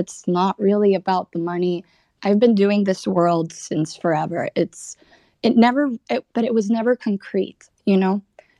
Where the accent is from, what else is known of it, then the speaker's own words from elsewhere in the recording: Dominican Republic; moved away; also born or lived in Colorado; I'm from the Dominican Republic. I just graduated from college in Colorado, art school to be specific.